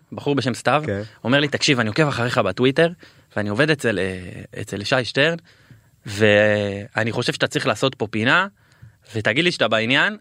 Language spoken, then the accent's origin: Hebrew; Beersheba, Southern District, Israel; גדלתי אה, בשכונה אה, ד' שאז היא הייתה שכונה די קשה